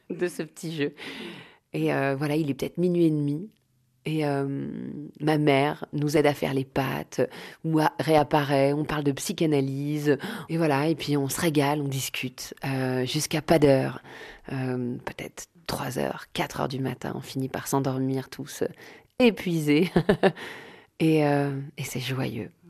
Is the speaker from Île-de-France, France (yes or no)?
yes; Paris, Île-de-France, France; Je vais vous emmener au 110 rue du Faubourg Poissonnière. C'est là où j'ai grandi. C'était l'appartement de mes parents.